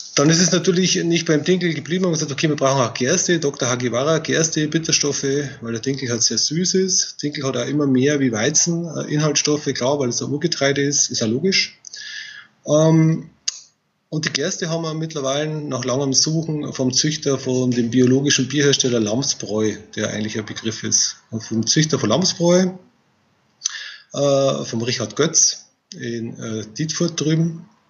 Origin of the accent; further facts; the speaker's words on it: Bavaria, Germany; sagt man bei uns in Bayern